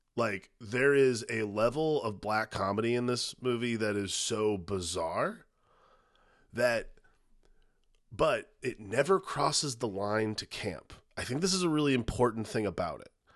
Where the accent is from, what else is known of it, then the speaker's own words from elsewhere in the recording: Indiana, United States; also born or lived in Dallas, Texas; where we grew up in Indiana